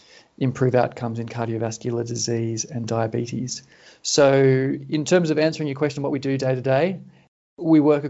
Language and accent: English; Sydney, New South Wales, Australia; I was born in Sydney and I've lived here for most of my life. In fact, up until recently, I was living in the postcode that I lived in for the first 23 years of my life.